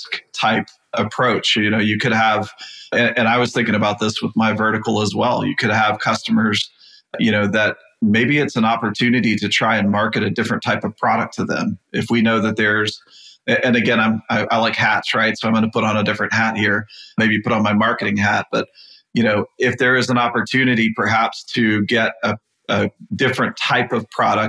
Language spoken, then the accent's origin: English; Texas, United States; I'm from Texas